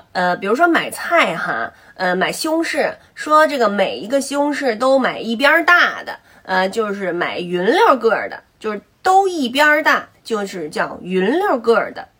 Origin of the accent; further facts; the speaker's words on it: Beijing, China; accent: Beijing dialect; 我们这个北京方言就是，如果说胃里边反酸就烧得很